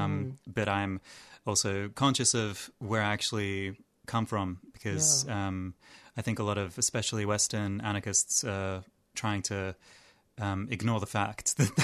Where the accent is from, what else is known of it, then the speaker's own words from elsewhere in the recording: Yerevan, Armenia; now in Australia; I am Armenian. I was born in Yerevan